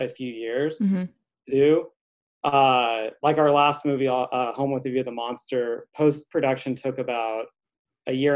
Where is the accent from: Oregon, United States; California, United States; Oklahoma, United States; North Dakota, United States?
Oklahoma, United States; Altus; moved away as an adult; also born or lived in New Orleans; now in Los Angeles, United States; I'm originally from Altus, Oklahoma.